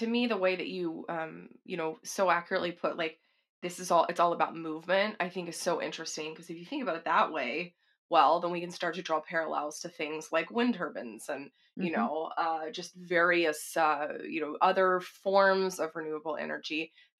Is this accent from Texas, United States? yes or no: yes; Texas, United States; Well, I'm not sixth generation, but I'm from Texas.